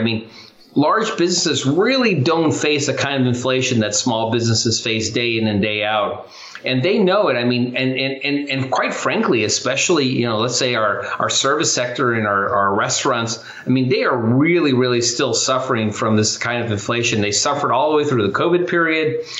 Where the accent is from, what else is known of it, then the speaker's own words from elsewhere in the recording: Chula Vista, California, United States; I actually grew up poor. I grew up in Chula Vista, California